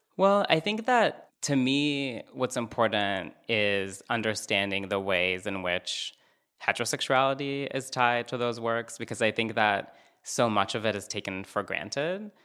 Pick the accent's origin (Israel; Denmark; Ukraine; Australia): Israel; Northern District; moved away; I'm originally from Israel, um, and I'm from the north, which is close to the West Bank.